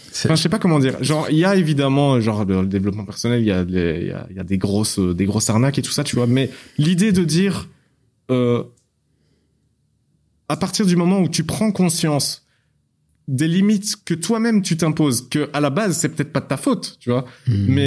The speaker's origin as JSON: {"language": "French", "country": "Belgium", "said": "je suis belge moi"}